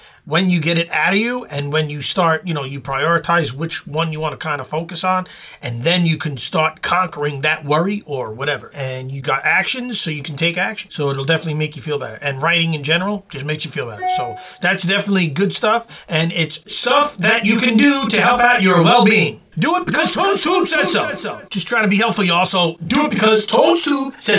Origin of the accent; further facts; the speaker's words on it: New York City, New York, United States; when I was growing up in Queens with my homies